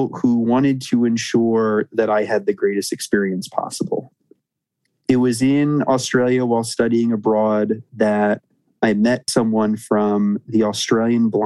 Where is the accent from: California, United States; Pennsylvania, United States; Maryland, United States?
Maryland, United States; Annapolis; I grew up in Annapolis, Maryland, a great little town on the water